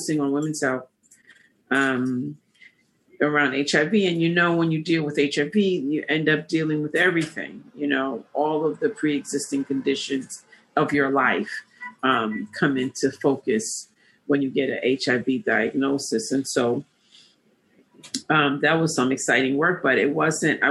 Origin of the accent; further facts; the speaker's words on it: New York City, New York, United States; I'm born and raised in Harlem. I went to elementary schools in Harlem and actually graduated from high school in Harlem.